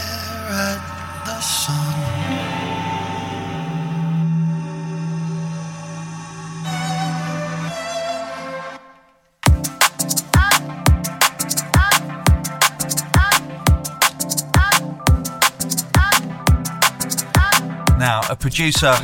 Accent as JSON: {"language": "English", "region": "England", "country": "United Kingdom", "said": "I say Jude and not Dude because I'm English"}